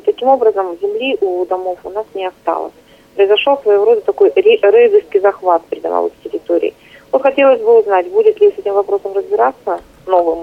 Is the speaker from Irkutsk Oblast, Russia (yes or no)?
yes; Taishet, Irkutsk Oblast, Russia; moved away; я из Тайшета, и я горжусь этим